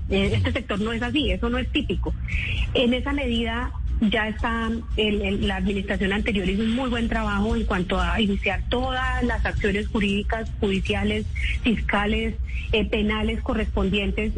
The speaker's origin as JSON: {"language": "Spanish", "region": "Boyacá", "country": "Colombia", "said": "Boyacá, mi tierra"}